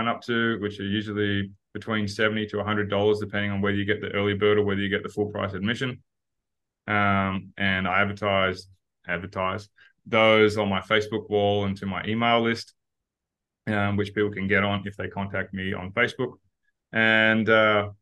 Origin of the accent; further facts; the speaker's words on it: Perth, Western Australia, Australia; now in Phuket, Thailand; we're both from Perth.